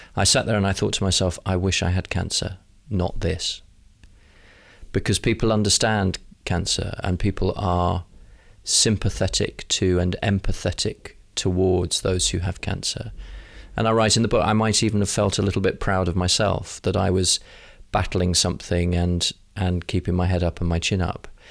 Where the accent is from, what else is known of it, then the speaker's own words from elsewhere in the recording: London, United Kingdom; as a Londoner